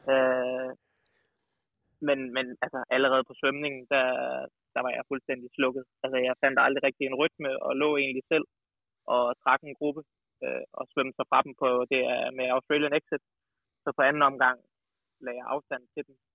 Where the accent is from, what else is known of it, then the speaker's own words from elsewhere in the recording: Kolding, Southern Denmark, Denmark; also born or lived in Odense; now in Snoldelev, Denmark; som sønderjyde